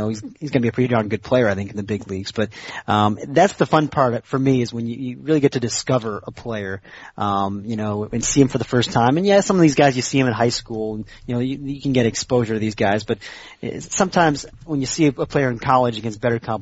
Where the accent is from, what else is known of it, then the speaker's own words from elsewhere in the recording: central Massachusetts, United States; I grew up in central Massachusetts